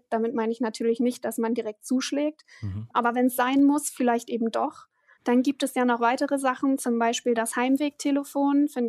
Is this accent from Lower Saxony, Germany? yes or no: yes; East Frisia, Lower Saxony, Germany; moved away; ich bin Ostfriesin.